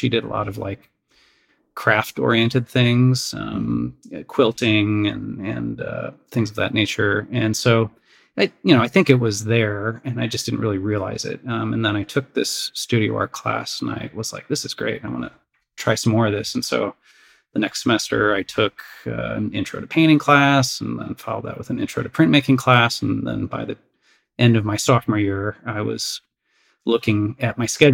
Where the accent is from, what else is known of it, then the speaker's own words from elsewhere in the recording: Crystal Lake, Illinois, United States; I grew up the suburbs of Chicago, Crystal Lake, Illinois